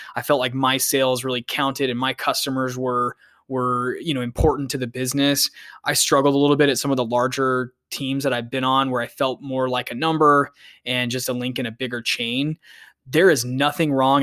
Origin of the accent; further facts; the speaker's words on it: Phoenix, Arizona, United States; I'm originally from Phoenix, Arizona